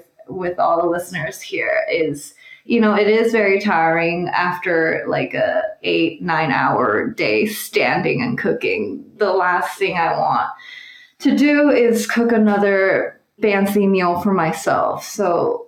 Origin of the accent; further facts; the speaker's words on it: Taiwan; also born or lived in New York City, United States; now in San Francisco, United States; I grew up in Taiwan, and so a lot of my meals are inspired by Taiwanese cuisine